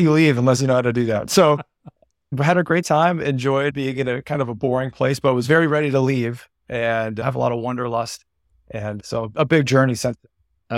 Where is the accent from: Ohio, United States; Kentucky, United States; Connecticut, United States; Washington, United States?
Connecticut, United States; moved away as an adult; now in Los Angeles, United States; I'm from Connecticut. I'm from a small suburb n, near New Haven